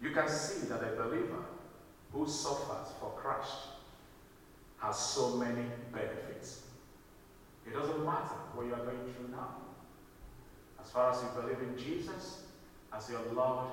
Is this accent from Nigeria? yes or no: yes; Nigeria; moved away; my home country, in Nigeria